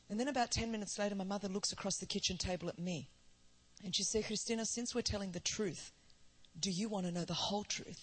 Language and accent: English; Sydney, New South Wales, Australia; first language Greek; English is a second language; I grew up in a background in Sydney, Australia. You know, I grew up second generation migrant Greek